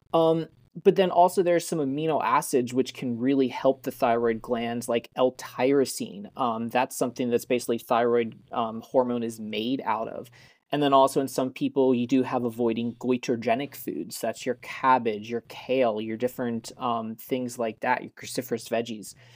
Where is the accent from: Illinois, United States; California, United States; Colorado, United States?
Colorado, United States; I grew up in Colorado